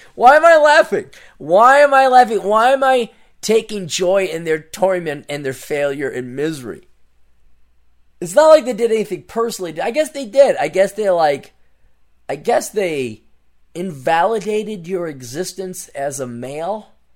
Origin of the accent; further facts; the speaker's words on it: Portland, Oregon, United States; I'm from Portland